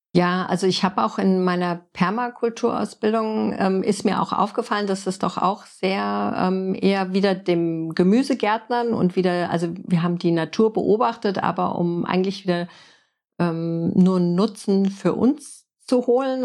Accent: Frankfurt, Hesse, Germany; moved away as an adult; also born or lived in Oklahoma, United States / Florida, United States; als Stadtkind in Frankfurt geboren und aufgewachsen

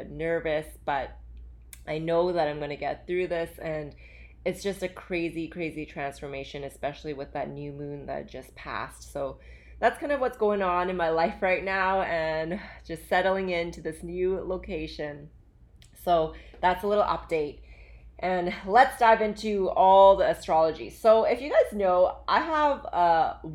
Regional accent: Vancouver, British Columbia, Canada; also born or lived in Calgary, Alberta, Canada / Hong Kong; I actually grew up in Alberta. I was born there and I moved from Calgary to Vancouver with my parents

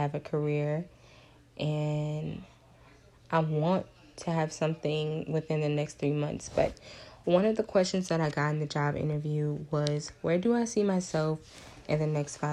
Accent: Lafayette, Louisiana, United States; I'm from Lafayette, Louisiana, and UL was not my first choice, if I'm being honest. You know, it's my hometown.

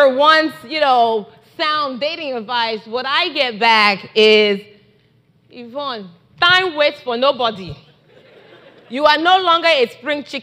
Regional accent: Nigeria; I love being Nigerian

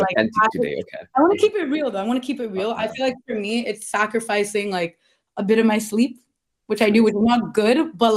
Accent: Toronto, Ontario, Canada; I'm from Scarborough

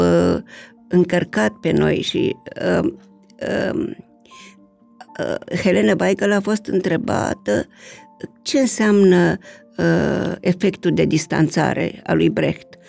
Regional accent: Romania

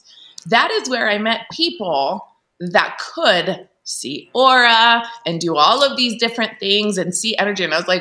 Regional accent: Italy; now in Salt Lake City, United States; I grew up in Italy, in a Catholic country

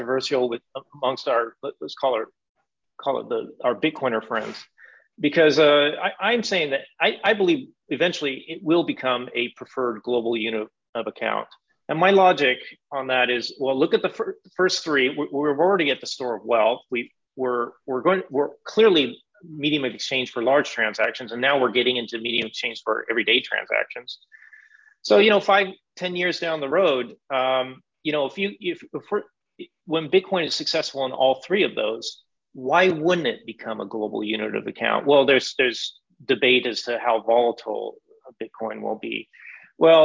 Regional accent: United States; I'm from the United States

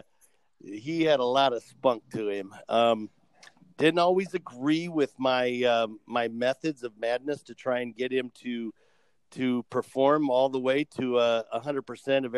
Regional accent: Iowa, United States; I was born and raised in Iowa

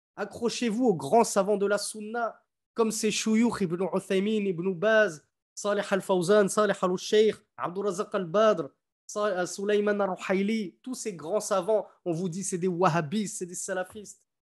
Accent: France; moved away; quand j'étais petit, en France, je croisais des églises, des cathédrales

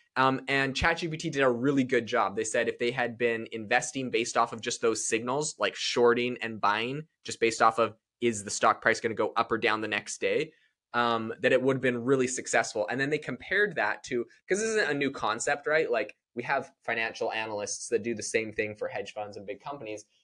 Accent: Canada; now in United States; I'm from Canada

